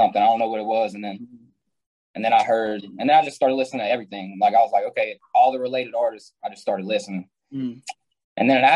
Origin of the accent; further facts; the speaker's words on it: Simmesport, Louisiana, United States; I'm from a small town called Simsport. It's in Louisiana.